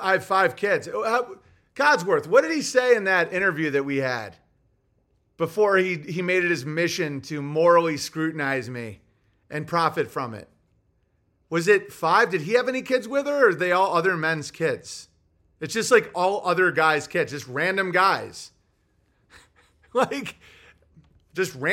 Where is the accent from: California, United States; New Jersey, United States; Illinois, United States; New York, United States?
New York, United States; Oswego; I'm from Oswego, but I'm north of the Finger Lakes